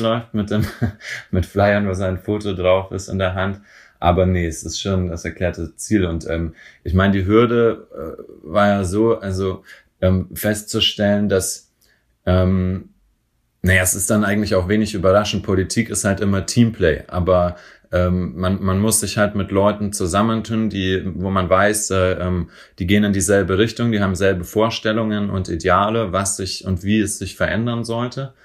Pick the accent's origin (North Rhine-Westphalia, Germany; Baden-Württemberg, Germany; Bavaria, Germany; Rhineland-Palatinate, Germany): Bavaria, Germany; Franconia; now in Berlin, Germany; in Bayern, wo ich herkomme, in Franken